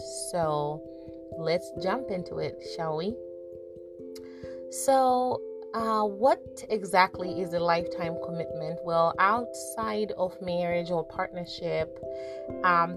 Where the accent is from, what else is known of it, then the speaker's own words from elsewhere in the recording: Zimbabwe; also born or lived in America; now in United States; Growing up in Zimbabwe, we had traditions